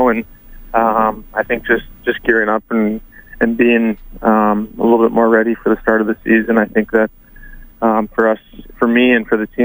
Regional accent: St. Albert, Alberta, Canada; I'm from St. Albert

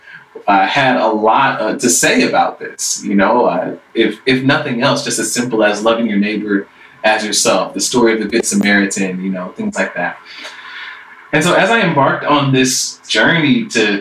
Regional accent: Stone Mountain, Georgia, United States; I grew up in Stone Mountain, Georgia

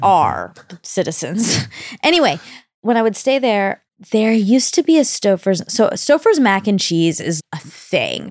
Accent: Georgia, United States; I was born in Georgia

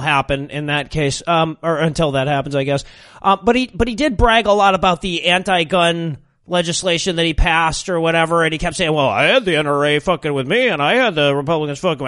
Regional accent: Michigan, United States; now in Georgia, United States; I grew up in Michigan

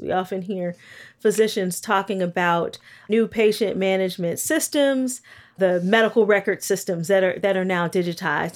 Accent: Gary, Indiana, United States; I grew up in Gary, Indiana. in the nineteen eighties

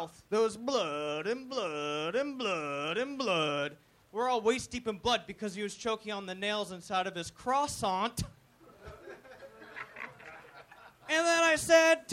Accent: Maine, United States; I grew up in Maine.

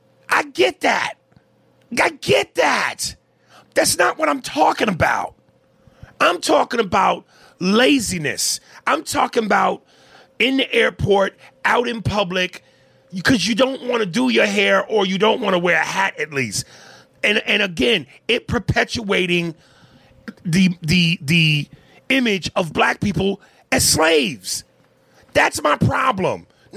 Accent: Canada; accent: Canadian; Mic drop in my Canadian accent. I have no Indian accent, but for joke purposes, I laugh because Aries has fun with the accent.

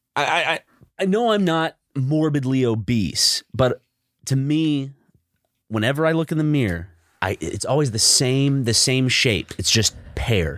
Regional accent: South Carolina, United States; growing up in South Carolina

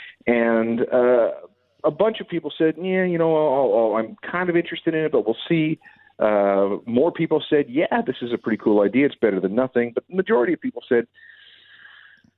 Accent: Winnipeg, Manitoba, Canada; moved away; when I grew up in Winnipeg, there were four drive-ins.

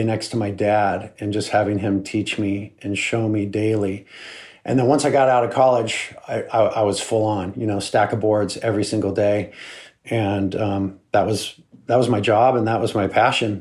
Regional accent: Santa Barbara, California, United States; here in my hometown

